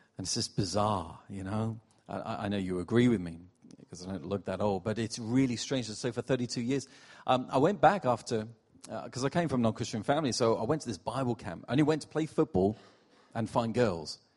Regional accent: Portsmouth, South East England, United Kingdom; moved away as an adult; also born or lived in New York City; now in Rotherham, United Kingdom; I'm from Portsmouth originally. I'm, I'm not from up north.

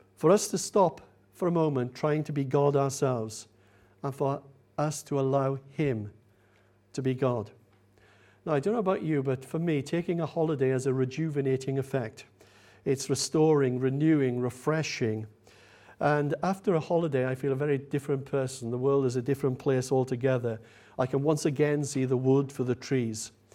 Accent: United Kingdom; We're British, after all, aren't we?

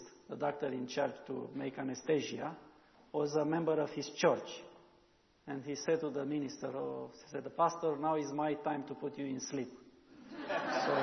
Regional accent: Romania; first language Romanian; English is a second language

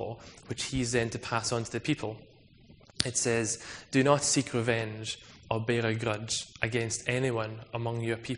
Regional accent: Scotland, United Kingdom; I'm also Scottish

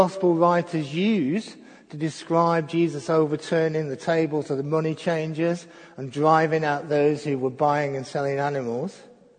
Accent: Crewe, North West England, United Kingdom; born or raised there

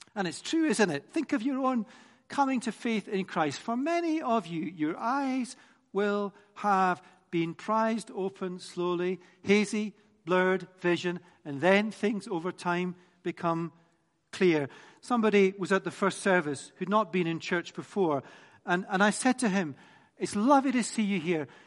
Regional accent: Scotland, United Kingdom; I'm Scottish.

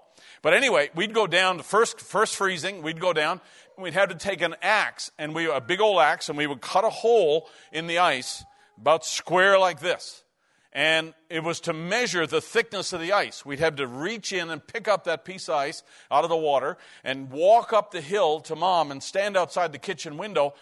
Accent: Newfoundland and Labrador, Canada; When we grew up in Newfoundland, we lived in a hockey culture

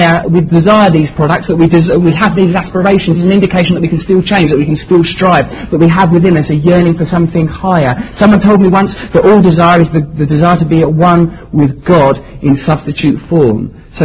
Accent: Essex, East of England, United Kingdom; I myself was seduced by it growing up in Essex and thought, oh yes, I want to be famous.

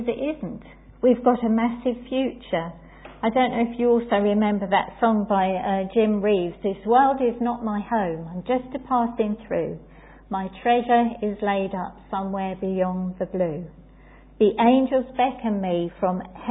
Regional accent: England, United Kingdom; as English people

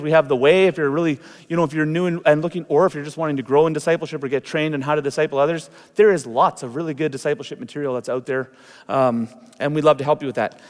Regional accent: Canada; It's been wonderful being Canadian

